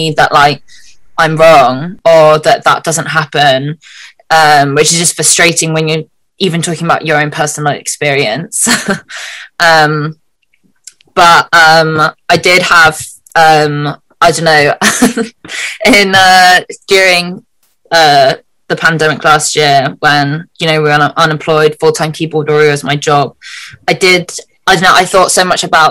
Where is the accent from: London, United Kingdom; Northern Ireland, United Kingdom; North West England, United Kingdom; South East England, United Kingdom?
South East England, United Kingdom; my hometown is like very white suburban town in southeast England